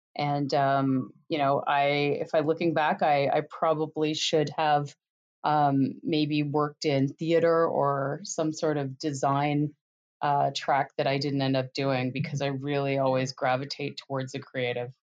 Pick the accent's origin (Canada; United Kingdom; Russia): Canada; moved away as an adult; now in United States; I grew up in Canada